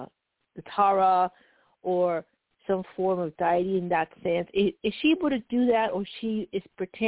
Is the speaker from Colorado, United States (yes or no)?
yes; Colorado, United States; Yes. I'm from Colorado.